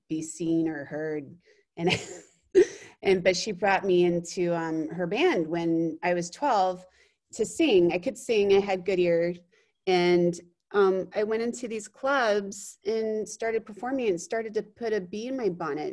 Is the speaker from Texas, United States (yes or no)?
yes; Austin, Texas, United States; moved away as an adult; I grew up in Austin, Texas, and lived there until I was 18